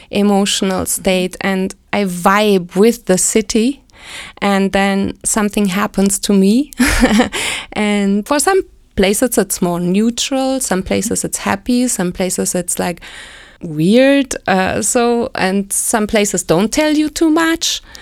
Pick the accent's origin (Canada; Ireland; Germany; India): Germany; Berlin; I grew up in West Berlin. And then I decided to go study there by by the age of 20 I moved there.